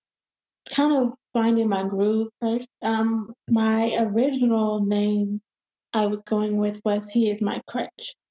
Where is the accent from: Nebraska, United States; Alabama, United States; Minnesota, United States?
Alabama, United States; Huntsville; I am from Huntsville, Alabama